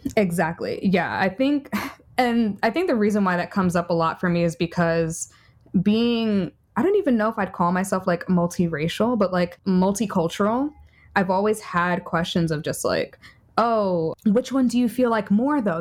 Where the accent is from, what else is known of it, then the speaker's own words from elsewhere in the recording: New York City, New York, United States; I'm a New Yorker